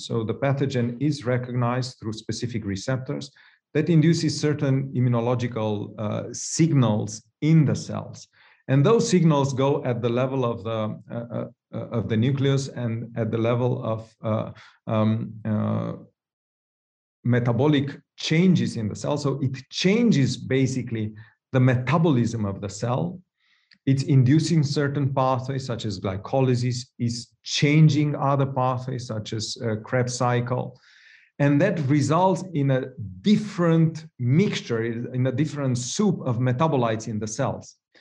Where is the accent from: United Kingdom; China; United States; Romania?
Romania; moved away; I'm from Romania originally myself